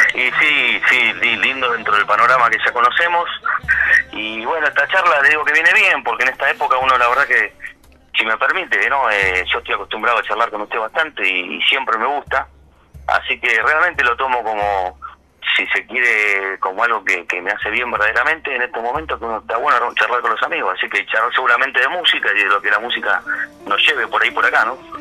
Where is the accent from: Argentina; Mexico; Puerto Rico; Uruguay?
Argentina; Buenos Aires; nacimos en Villortuz, nací en Villortuz, el barrio este